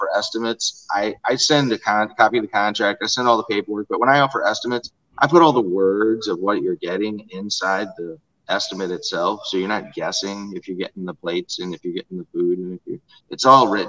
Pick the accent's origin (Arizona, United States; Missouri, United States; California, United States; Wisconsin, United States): Missouri, United States; St. Charles; It's a nice place here. So it's easy to get emotional about because it's my hometown